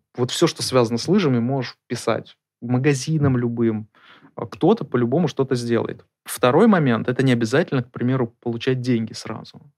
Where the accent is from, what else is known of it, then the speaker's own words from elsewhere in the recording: Murmansk, Murmansk Oblast, Russia; Мы вместе из Мурманска.